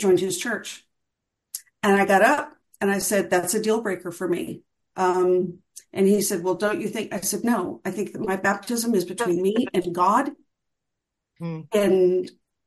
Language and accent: English; France; now in Wylie, United States; I was born in France